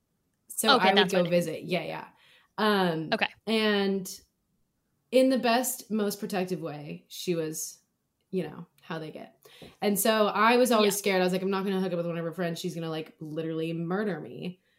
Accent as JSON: {"language": "English", "area": "Kauai", "region": "Hawaii", "country": "United States", "tie": "born or raised there", "moved": "yes", "said": "we're both from Kauai."}